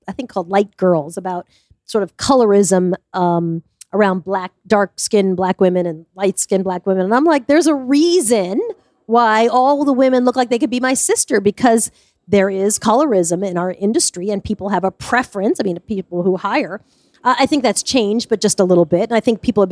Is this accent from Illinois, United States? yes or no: no; Smithtown, New York, United States; I grew up in Smithtown